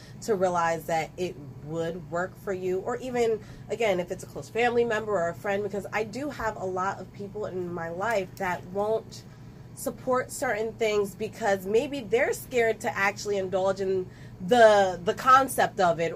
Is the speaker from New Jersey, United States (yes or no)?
yes; Ewing, New Jersey, United States; also born or lived in Trenton, New Jersey; I may have been born in Trenton, raised in Ewing, but technically a lot of me is in Trenton